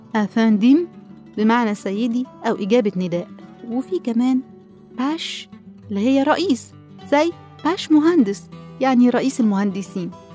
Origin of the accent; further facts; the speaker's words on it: Egypt; عندنا في مصر كلها